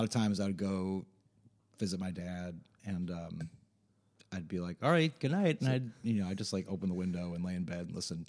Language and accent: English; Scarsdale, New York, United States; moved away as an adult; also born or lived in Manhattan, New York / Boston; I grew up in Scarsdale, New York.